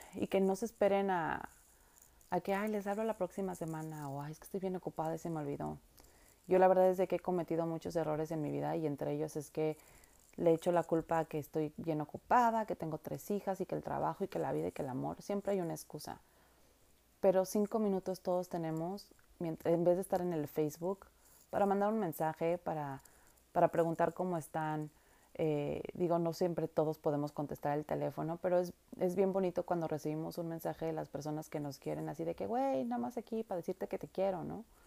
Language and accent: Spanish; Mexico; now in Vancouver, Canada; somos los mexicanos